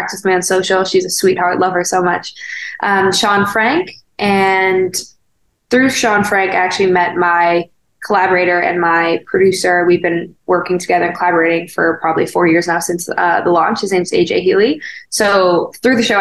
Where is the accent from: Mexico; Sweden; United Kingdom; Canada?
Canada; moved away as an adult; also born or lived in Winnipeg / Toronto; now in Los Angeles, United States; as a Canadian